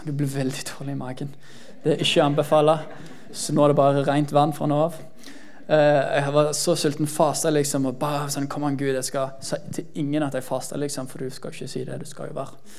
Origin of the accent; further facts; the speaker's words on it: Jæren, Rogaland, Norway; så sta som jærbu som jeg er